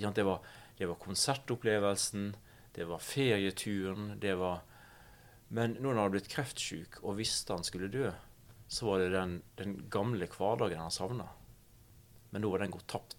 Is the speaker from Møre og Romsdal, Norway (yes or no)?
yes; Vigra, Møre og Romsdal, Norway; Jeg er fra den lille, flate øya Vigra utafor Ålesund. Jeg vokste opp